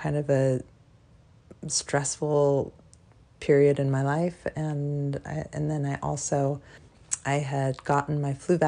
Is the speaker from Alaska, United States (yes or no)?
yes; Alaska, United States; also born or lived in North Carolina; now in Virginia, United States; I'm originally from Alaska, and I've lived out in Virginia, North Carolina, and now I'm living in Virginia again